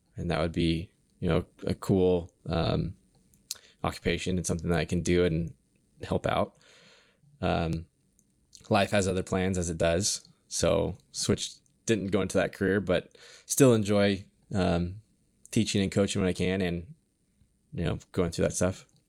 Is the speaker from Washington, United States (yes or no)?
yes; Kenmore, Washington, United States; I grew up in Washington. So, um, I grew up in Kenmore.